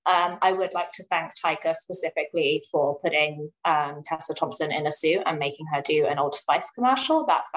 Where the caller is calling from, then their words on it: London, United Kingdom; I am calling in from London.